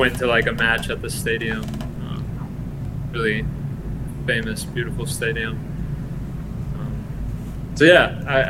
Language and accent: English; Colombia; now in United States; Millonarios in Bogota. That was the club that I kind of learned to support a bit from a distance.